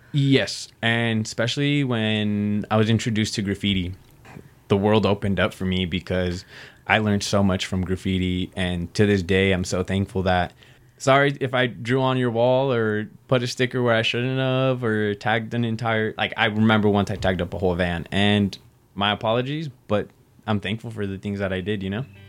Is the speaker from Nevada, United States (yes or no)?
yes; Reno, Nevada, United States; I was born and raised here in Reno, Nevada. This is the only place I've ever lived